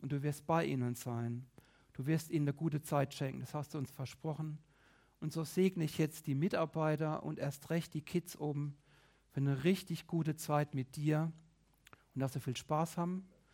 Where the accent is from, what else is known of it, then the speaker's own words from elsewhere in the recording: Rhineland-Palatinate, Germany; bei uns in der Pfalz